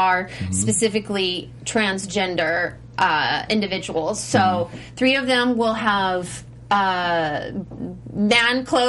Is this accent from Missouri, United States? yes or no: yes; Missouri, United States; I'm from Missouri